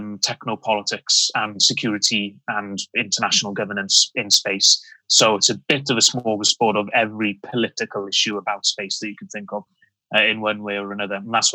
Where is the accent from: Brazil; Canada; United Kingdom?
United Kingdom; Wales; Very much so. Yes. as most Welsh people who lived in the 1970s, it was all about the rugby.